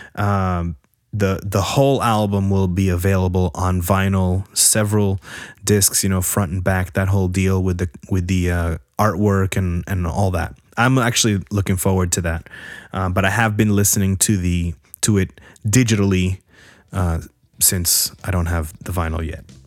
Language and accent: English; New Jersey, United States; I'm from Jersey and we had basements